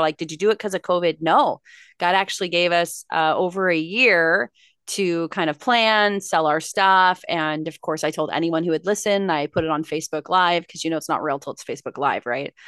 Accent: Los Angeles, California, United States; moved away as an adult; Born and raised in Los Angeles, California

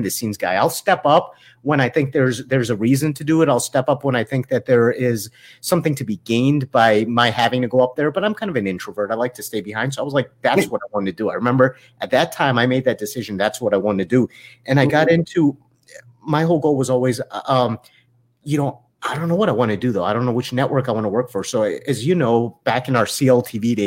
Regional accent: East Coast, United States; moved away; I grew up on the East Coast

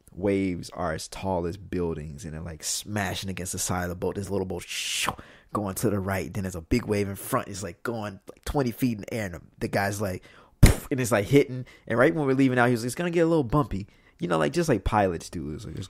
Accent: Mississippi, United States; Like, you know, like I'm from Mississippi.

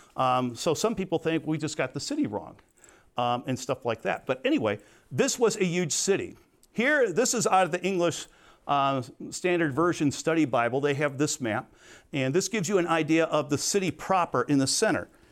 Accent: Crete, Illinois, United States; I'm not from Chicago, I was from Crete

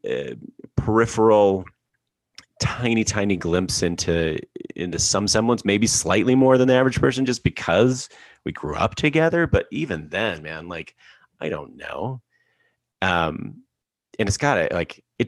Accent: Alberta, Canada; I grew up in Alberta

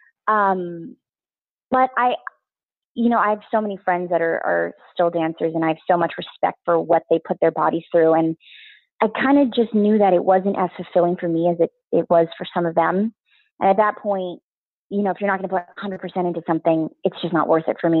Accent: Canada; moved away as an adult; also born or lived in Vancouver; now in Los Angeles, United States; being first generation Asian Canadian, I was raised very much in the academias

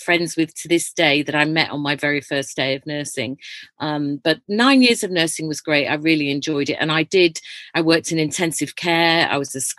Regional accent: Leeds, Yorkshire and the Humber, United Kingdom; I was born in Leeds, and my parents ran an old people's home. So we lived in this massive house

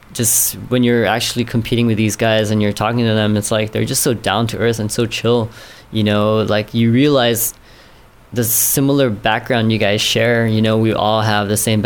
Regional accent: Guam

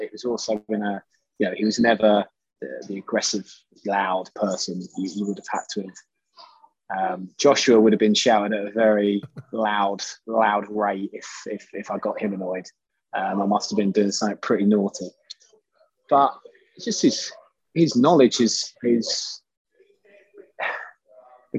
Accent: Bedfordshire, East of England, United Kingdom; we're from Bedfordshire

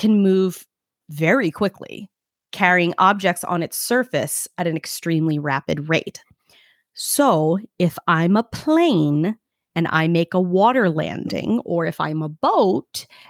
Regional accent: New York City, New York, United States; I'm from Brooklyn.

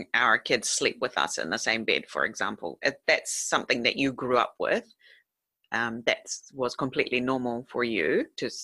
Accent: New Zealand; now in Japan; not because I was from New Zealand

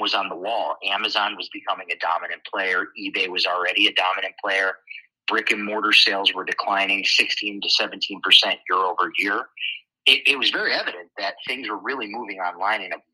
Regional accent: Schenectady, New York, United States; I am born and raised in Schenectady, New York. That's where I grew up.

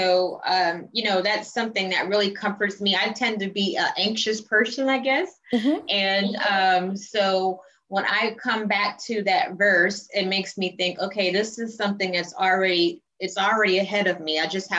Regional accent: College Park, Georgia, United States; also born or lived in Jamaica; So I grew up in College Park, East Point, Metro Atlanta. And then my family is originally from Jamaica

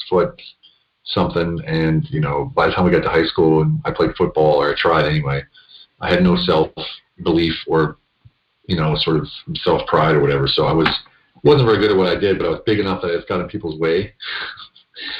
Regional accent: central Pennsylvania, United States; moved away as an adult; also born or lived in Budapest, Hungary; now in Hungary; I grew up in central Pennsylvania

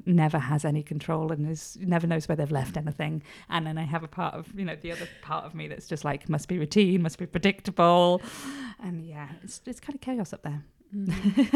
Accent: Edale, East Midlands, United Kingdom; also born or lived in Cholsey, Oxfordshire; I'm from Edale, like, we didn't move here till I was one, so I will always be an incomer

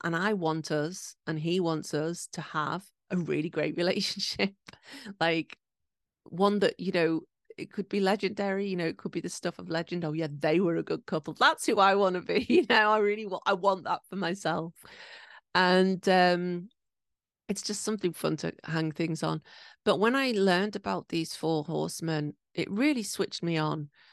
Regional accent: England, United Kingdom; now in Japan; I'm from England

